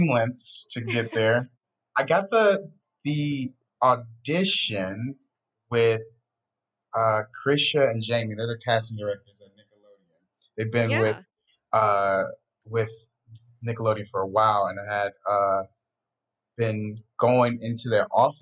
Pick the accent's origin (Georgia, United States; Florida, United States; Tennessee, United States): Georgia, United States; Atlanta; now in California, United States; I'm from Atlanta